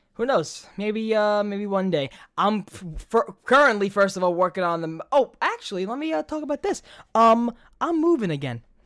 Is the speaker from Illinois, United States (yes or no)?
no; New York, United States; accent: New York; I'm from New York